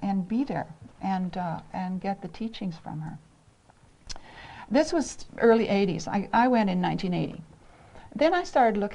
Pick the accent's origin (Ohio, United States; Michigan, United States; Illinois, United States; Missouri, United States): Ohio, United States; moved away; I'm from Ohio. I'm a Midwestern girl